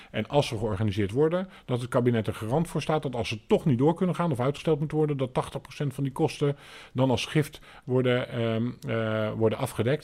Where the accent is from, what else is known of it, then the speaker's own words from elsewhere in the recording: Alblasserdam, South Holland, Netherlands; also born or lived in Papendrecht; En zo kwam ik uiteindelijk in aanraking met Alblasserdam. En ehm, ben hier dus eigenlijk ook wel voor een deel opgegroeid